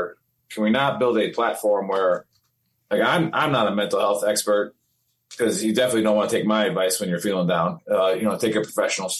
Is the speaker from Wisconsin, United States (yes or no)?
yes; Wisconsin, United States; I'm from Wisconsin